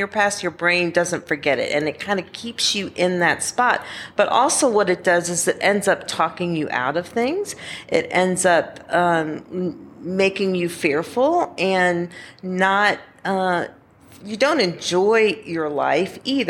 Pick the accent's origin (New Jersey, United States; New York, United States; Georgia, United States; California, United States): Georgia, United States; I'm from Georgia.